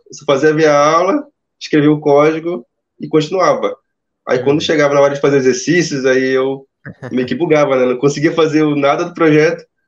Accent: Itacoatiara, Amazonas, Brazil; Eu sou aqui do Amazonas, eu tô na cidade de Itacoatiara

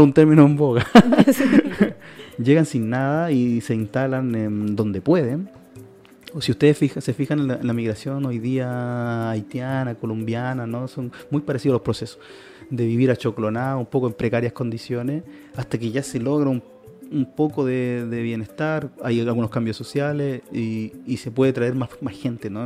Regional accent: Santiago, Santiago Metropolitan Region, Chile; also born or lived in Valparaíso Region; Nací en 1983 en un barrio marginal

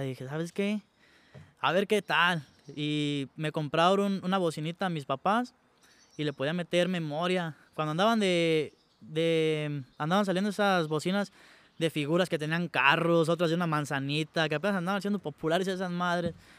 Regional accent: Santa Clara de Valladares, Michoacán, Mexico; yo vengo de Santa Clara, Santa Clara de Valladares. Es un pueblo que está aquí cerquita de Los Reyes. De ahí, ahí nací, ahí crecí

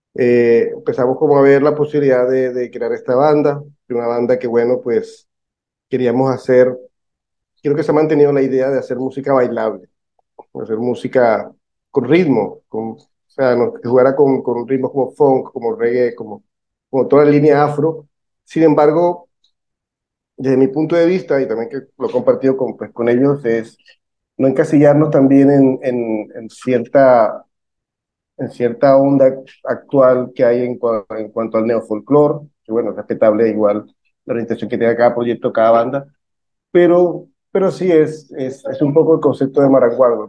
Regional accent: Barranquilla, Atlántico, Colombia; todos somos barranquilleros

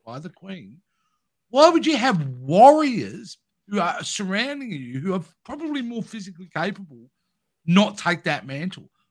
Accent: Australia; as an Australian

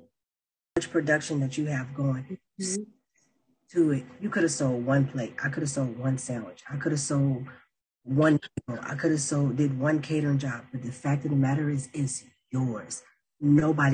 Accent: Mississippi, United States; now in Pittsburgh, United States; I'm from Mississippi

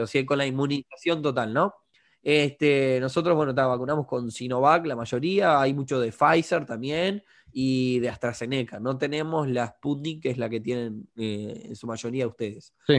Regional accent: Uruguay

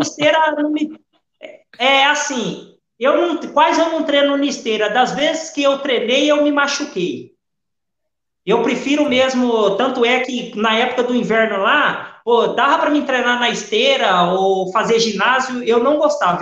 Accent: Brazil; moved away as an adult; now in Portugal; eu sou brasileiro

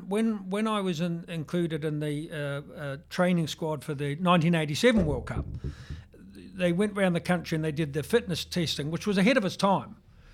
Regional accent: New Zealand; Because you, as a young boy growing up in New Zealand, you couldn't but be immersed in rugby.

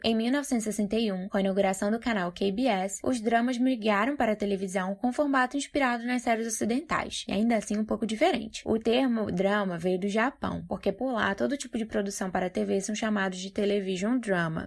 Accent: Barueri, São Paulo, Brazil; Eu sou de Barueri, São Paulo

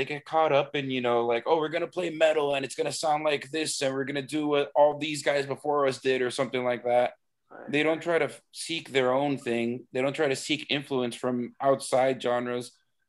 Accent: Miami, Florida, United States; You know, I'm from Miami. My parents are Cuban.

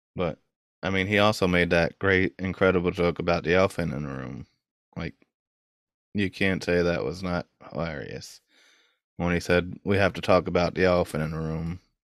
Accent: New York, United States; I'm from New York

